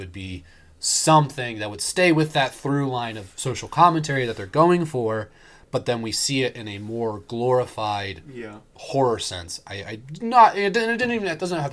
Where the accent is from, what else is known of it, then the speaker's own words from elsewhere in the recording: Maryland, United States; Born and raised in Maryland